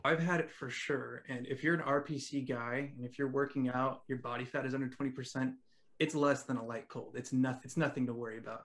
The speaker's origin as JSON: {"language": "English", "region": "California", "country": "United States", "said": "I'm from California"}